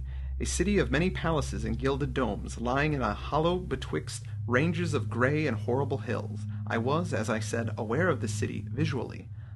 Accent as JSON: {"language": "English", "region": "Midwest", "country": "United States", "tie": "born or raised there", "also_born_or_lived": "Los Angeles / Santa Monica / Pittsburgh", "moved": "yes", "said": "my hometown, which right, are, you know, the Quad Cities."}